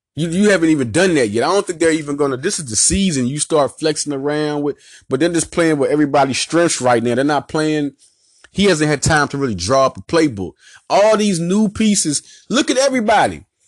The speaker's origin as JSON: {"language": "English", "town": "Little Rock", "region": "Arkansas", "country": "United States", "tie": "born or raised there", "also_born_or_lived": "West Philadelphia, Pennsylvania", "said": "I was raised in Little Rock, born in West Philadelphia."}